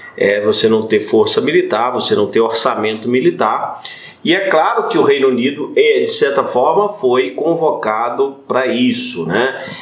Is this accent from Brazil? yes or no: yes; Minas Gerais, Brazil; nós mineiros